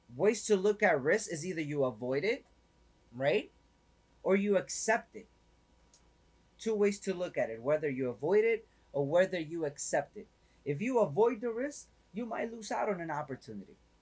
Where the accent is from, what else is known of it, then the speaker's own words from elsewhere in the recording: New York City, New York, United States; now in Florida, United States; I'm originally from up north, right? I'm originally from up north. So coming from New York